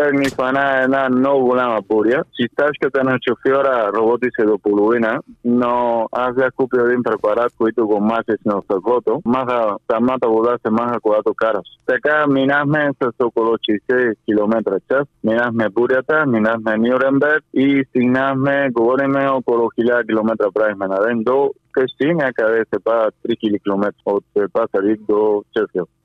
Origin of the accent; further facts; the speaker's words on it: Cuba; Bulgarian is a second language; moved away as an adult; also born or lived in Bulgaria / Spain; now in England, United Kingdom; аз България вече ми е моя втората държава, защото понеже съм от Куба и чувствам, съм живял доста година в България, нали аз чувствам вече като моята втора държава